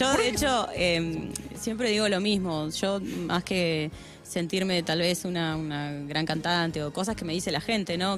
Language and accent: Spanish; Santa Cruz, Argentina; moved away; yo soy de Santa Cruz